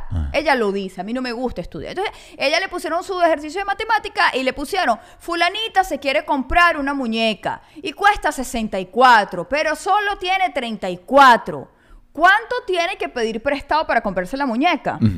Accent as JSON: {"language": "Spanish", "town": "Caracas", "region": "Capital District", "country": "Venezuela", "said": "yo soy San Juan de Quinta Crespo"}